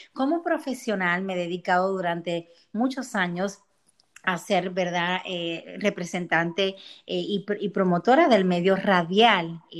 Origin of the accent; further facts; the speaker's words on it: Puerto Rico; moved away as an adult; now in Florida, United States; Llevo unos 10 años viviendo en el estado de la Florida, soy de Puerto Rico